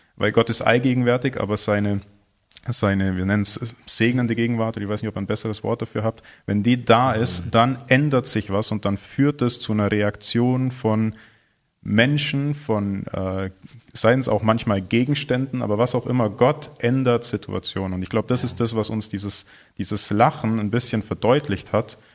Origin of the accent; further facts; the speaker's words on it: Germany; wir als, als Deutsche